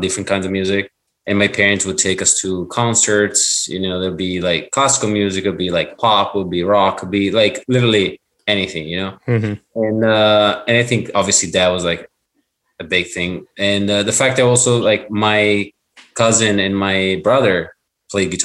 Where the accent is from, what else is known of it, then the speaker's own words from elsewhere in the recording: northern Italy, Italy; moved away as an adult; also born or lived in Boston, United States; now in United States; So I grew up in Italy, born and raised, like north of Italy.